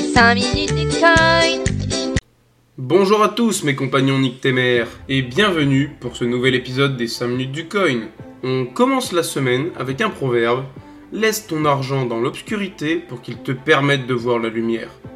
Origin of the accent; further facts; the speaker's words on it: the North, Hauts-de-France, France; je suis du Nord